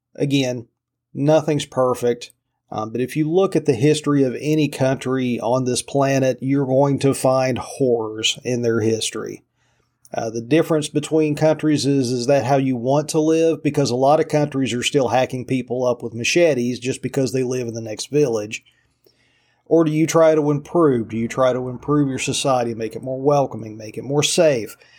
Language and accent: English; Appalachia, mountains of Virginia, United States; I'm very proud of growing up in Appalachia